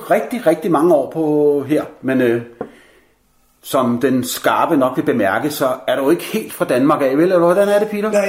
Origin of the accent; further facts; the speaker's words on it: Goa, India; og Goa, ja. hvor jeg kommer fra